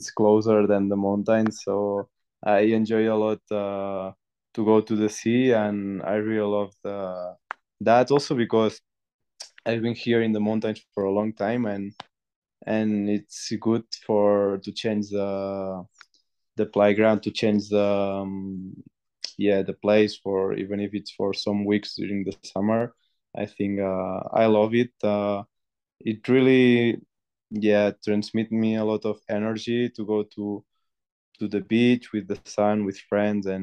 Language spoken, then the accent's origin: English; Banyoles, Catalonia, Spain; English is a second language; moved away as an adult; now in Font-Romeu, France; I'm close to my hometown, that it's Banyoles.